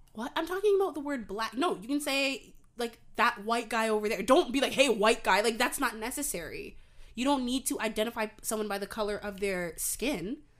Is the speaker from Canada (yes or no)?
yes; Canada; I'm from Canada